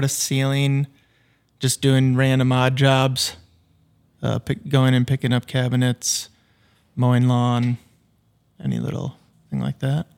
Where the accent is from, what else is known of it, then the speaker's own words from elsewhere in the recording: Fergus Falls, Minnesota, United States; moved away as an adult; now in St. Paul, United States; I grew up in Fergus, born and raised